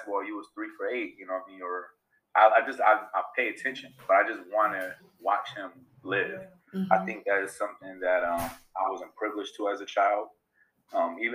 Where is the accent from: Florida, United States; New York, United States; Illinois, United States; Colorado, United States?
New York, United States; Rochester; I am born and raised in Rochester. Proud teacher of Rochester City School District